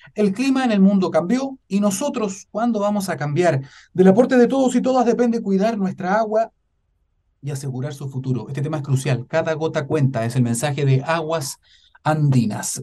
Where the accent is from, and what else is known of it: Chile